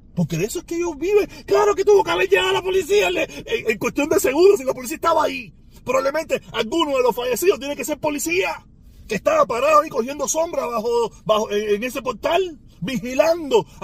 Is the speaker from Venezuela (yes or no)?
no; Cuba; moved away; yo, que soy cubano